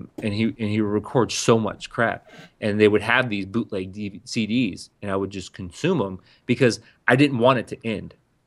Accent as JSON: {"language": "English", "town": "San Diego", "region": "California", "country": "United States", "tie": "born or raised there", "said": "primarily I grew up on West Coast gangster rap. A white kid from the outskirts of San Diego, I was that guy who had two 12-inch subwoofers"}